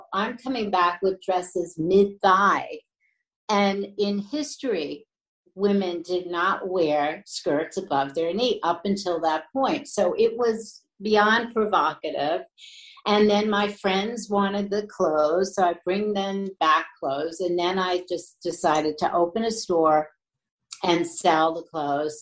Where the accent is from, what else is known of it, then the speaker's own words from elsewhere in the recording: New York, United States; I was born and raised in New York